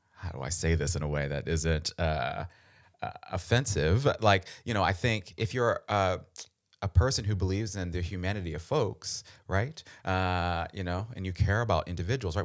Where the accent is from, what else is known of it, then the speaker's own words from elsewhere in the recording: Baltimore, Maryland, United States; I'm from Baltimore